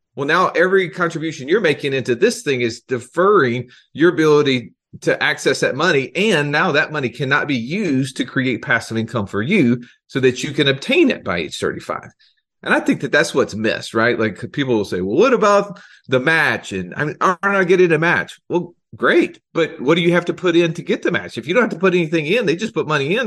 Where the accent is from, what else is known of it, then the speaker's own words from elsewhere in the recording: Alabama, United States; I'm from Alabama